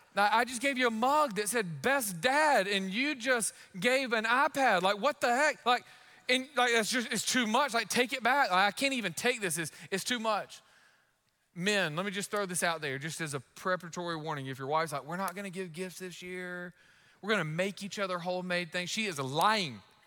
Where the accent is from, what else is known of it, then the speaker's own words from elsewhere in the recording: United States; as an American